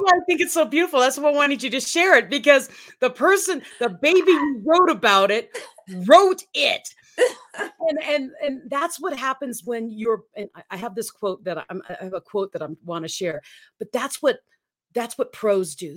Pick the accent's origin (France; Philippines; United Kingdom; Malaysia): Philippines; moved away; I grew up in the Philippines